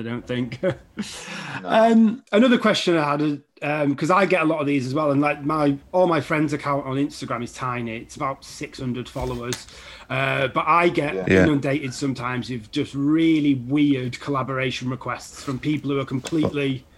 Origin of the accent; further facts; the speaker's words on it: Keswick, North West England, United Kingdom; I'm from Keswick